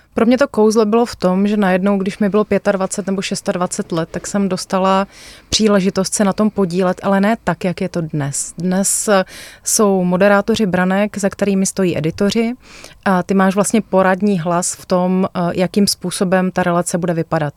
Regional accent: Moravia, Czechia; jsme z Moravy

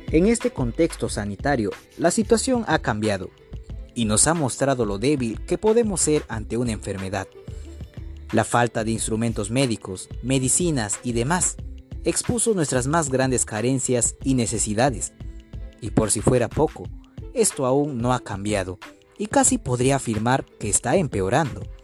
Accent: Peru; nuestro Perú

